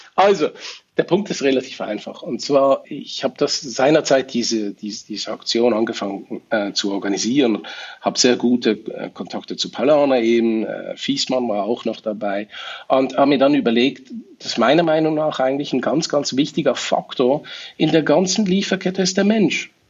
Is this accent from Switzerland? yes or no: yes; Switzerland; bei uns in der Schweiz, weil wir doch einen Tacken kleiner sind